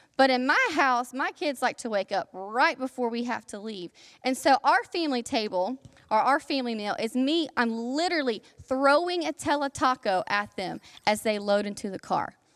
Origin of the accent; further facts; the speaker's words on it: South Alabama, United States; I am from South Alabama, okay? And all of the stereotypes that you think about when you think about Alabamians, I, I fit all those stereotypes. So that was a part of my childhood. And I am very proud of my Alabama upbringing